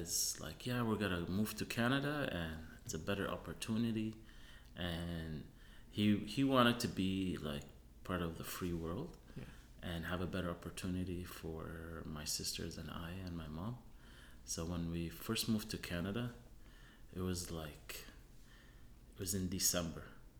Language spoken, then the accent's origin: English; Tunisia; also born or lived in Germany; I was born in Germany, and my father studied dairy and cheese making in Germany and Switzerland, and then went to North Africa in Tunisia, where we had our own cheese factory.